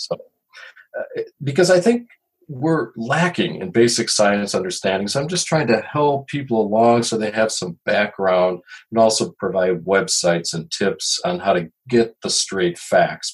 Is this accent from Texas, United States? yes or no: no; Chicago, Illinois, United States; now in Duluth, United States; I've lived in Duluth for many, many years, although I'm originally from Chicago